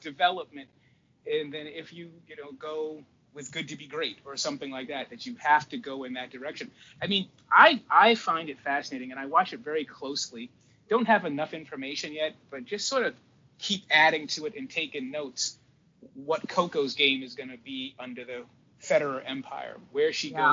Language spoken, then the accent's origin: English; Cape Cod, Massachusetts, United States; also born or lived in Boston; If you grow up the way I grew up down like in Cape Cod when we left Boston, we moved down to the Cape